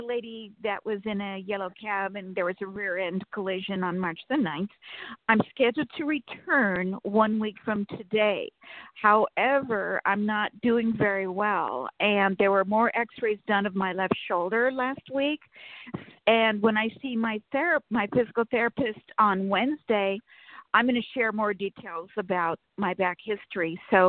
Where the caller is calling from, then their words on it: Sacramento, California, United States; from Sacramento.